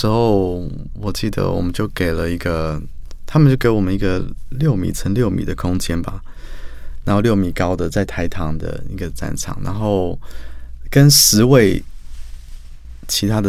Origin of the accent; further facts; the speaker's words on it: New Zealand; also born or lived in Australia / Sweden / Japan / United States; now in Taiwan; 我从小是从纽西兰长大，然后再到澳洲、瑞典、日本、美国。所以那时候我回来台湾的时候